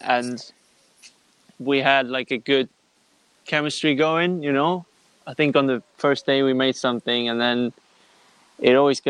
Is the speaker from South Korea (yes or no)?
no; Kempen, North Rhine-Westphalia, Germany; moved away as an adult; now in London, United Kingdom; I was born in Germany, in a small town called Kempen, which is near Düsseldorf and Cologne. It's like in the west part of Germany. And I grew up there, spent all my childhood here.